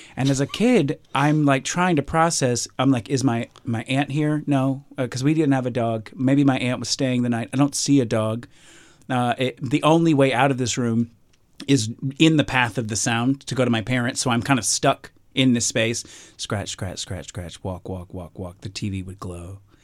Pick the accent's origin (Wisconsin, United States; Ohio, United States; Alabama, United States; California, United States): Alabama, United States; I'm from Alabama, grew up in Alabama.